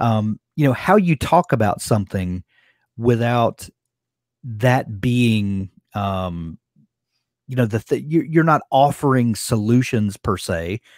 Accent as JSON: {"language": "English", "region": "Deep South", "country": "United States", "said": "I'm from the Deep South, and you know, same."}